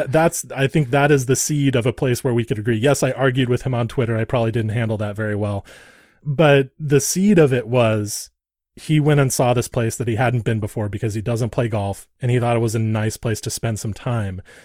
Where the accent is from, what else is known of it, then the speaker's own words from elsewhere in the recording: Santa Barbara, California, United States; I grew up in Santa Barbara, California.